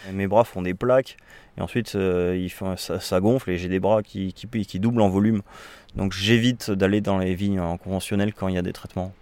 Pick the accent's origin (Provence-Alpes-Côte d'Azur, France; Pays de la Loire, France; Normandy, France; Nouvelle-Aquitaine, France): Nouvelle-Aquitaine, France; Bordeaux; je suis un Bordelais, moi. Mais, euh, ma, mais je suis un Bordelais qui a, qui a voyagé, donc, euh, je suis pas un pur souche maintenant